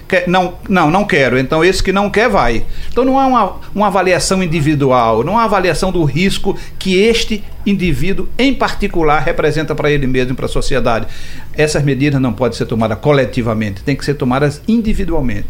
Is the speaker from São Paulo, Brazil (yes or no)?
no; Caruaru, Pernambuco, Brazil; eu sou de Caruaru